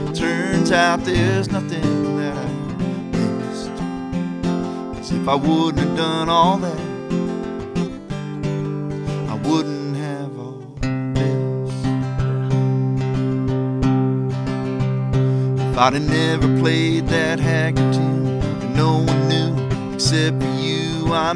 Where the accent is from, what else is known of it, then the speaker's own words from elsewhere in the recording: Kerrville, Texas, United States; now in Poetry, United States; I grew up in Kerrville, Texas